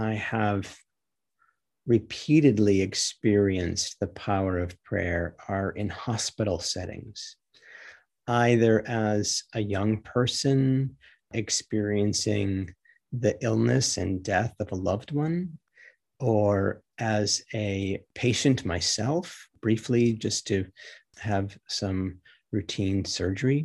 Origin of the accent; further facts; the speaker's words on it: Michigan, United States; my growing up in Michigan, not far from the shores of Lake Superior